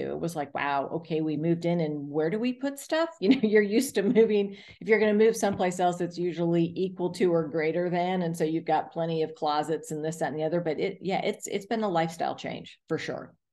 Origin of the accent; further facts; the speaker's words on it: South Florida, United States; now in Atlanta, United States; I grew up in South Florida